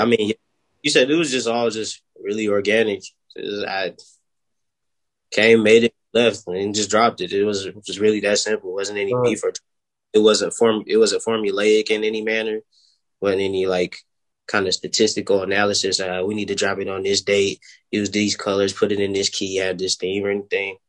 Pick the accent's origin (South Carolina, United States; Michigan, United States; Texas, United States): South Carolina, United States; Florence; I'm from Florence, South Carolina.